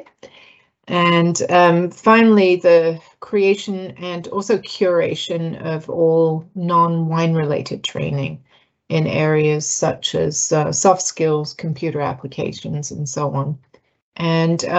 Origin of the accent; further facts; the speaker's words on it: United Kingdom; moved away as an adult; now in United States; I'm British